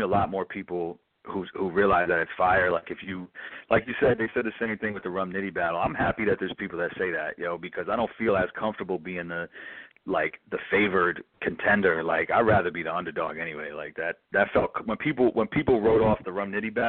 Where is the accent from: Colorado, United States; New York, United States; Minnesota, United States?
New York, United States; New York City; I'm from the Upper West Side